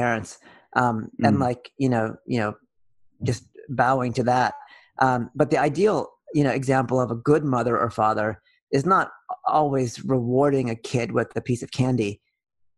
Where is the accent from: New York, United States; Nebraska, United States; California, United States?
California, United States; Oakland; also born or lived in Berkeley, California; I grew up in Oakland and Berkeley, California.